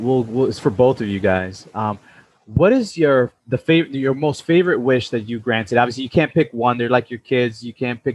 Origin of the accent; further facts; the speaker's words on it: Tarrytown, New York, United States; we're from Tarrytown, New York